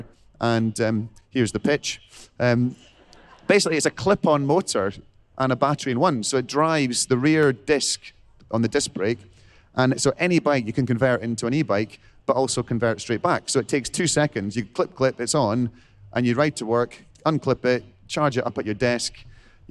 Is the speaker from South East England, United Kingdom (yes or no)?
no; Scotland, United Kingdom; I'm a Scot